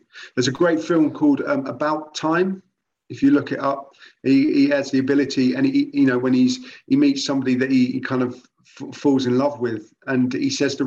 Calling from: Croydon, London, United Kingdom; I'm calling from Croydon, South London

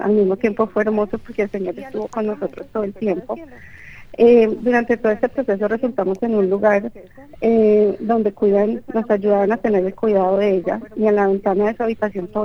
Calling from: San Francisco, California, United States; de San Francisco, California.

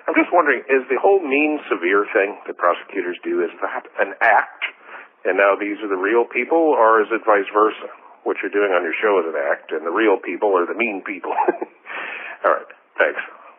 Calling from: Brighton, Illinois, United States

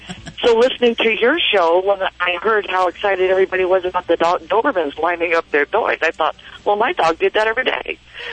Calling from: Long Beach, California, United States; I'm in Long Beach, California.

